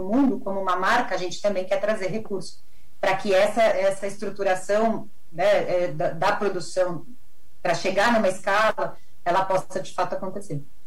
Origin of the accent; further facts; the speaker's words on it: Brazil; como brasileiros, como latino-americanos